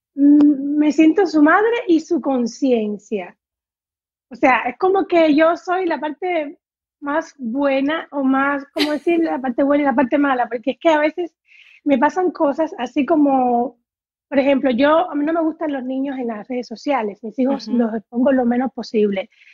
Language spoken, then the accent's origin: Spanish; Havana, Cuba; moved away as an adult; now in Dominican Republic; yo estudié eh, claramente en La Habana porque soy habanera